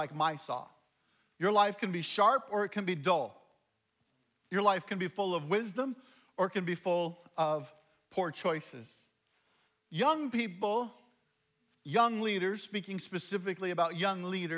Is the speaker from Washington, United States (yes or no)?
yes; Ephrata, Washington, United States; also born or lived in Shelton, Washington; I grew up in Ephrata